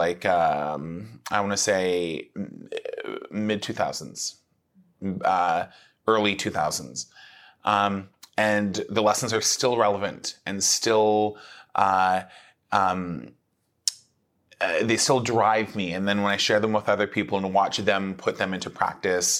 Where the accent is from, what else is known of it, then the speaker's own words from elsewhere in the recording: Mississauga, Ontario, Canada; now in Toronto, Canada; when I started doing theater when I was growing up in Mississauga